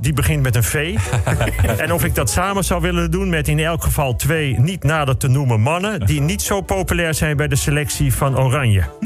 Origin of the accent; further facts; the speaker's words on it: Bussum, North Holland, Netherlands; Ik ben opgegroeid in Bussum, in de sloppenwijken van het Gooi